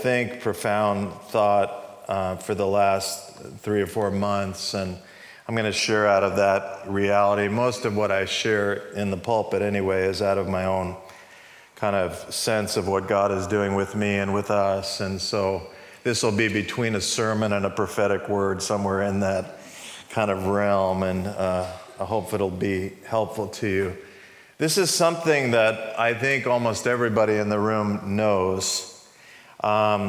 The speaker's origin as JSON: {"language": "English", "region": "New York", "country": "United States", "tie": "born or raised there", "also_born_or_lived": "California", "moved": "as an adult", "said": "I moved from New York, where I grew up, to California"}